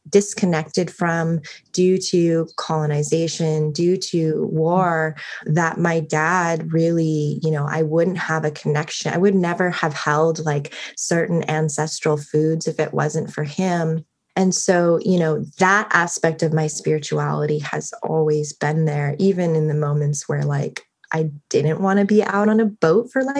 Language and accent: English; Everett, Washington, United States; I'm originally from Everett, Washington, which is like 20 miles north of Seattle